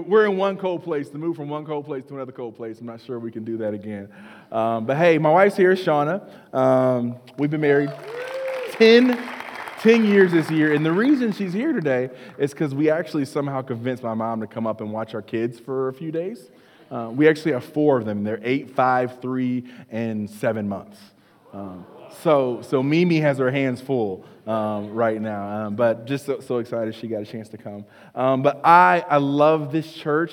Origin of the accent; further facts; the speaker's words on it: North Carolina, United States; I grew up in North Carolina